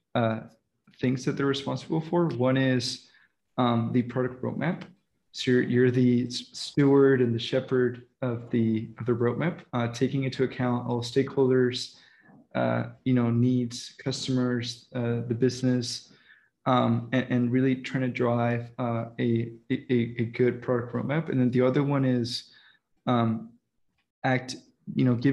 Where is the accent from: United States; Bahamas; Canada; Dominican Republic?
Dominican Republic; moved away; I was raised in the Dominican Republic